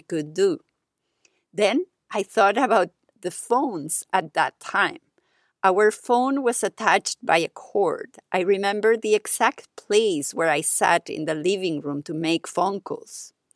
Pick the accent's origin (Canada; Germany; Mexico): Mexico; now in Paris, France; my years growing up in Mexico.